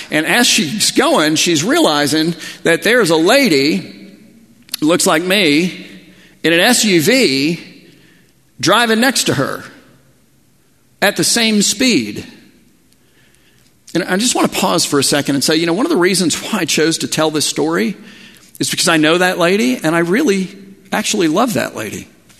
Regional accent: Miami, Florida, United States; I grew up in Miami. I know exactly where the Denny's is. The Gables were my backyard.

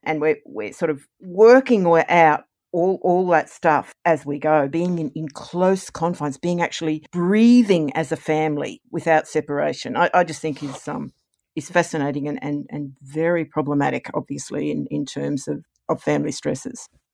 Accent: Queensland, Australia; moved away as an adult; also born or lived in Canberra; now in Nerang, Australia; growing up in Sir Joe's police state

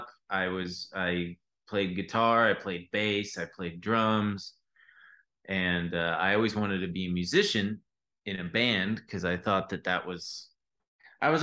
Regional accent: Long Beach, California, United States; now in Los Angeles, United States; I'm from Long Beach

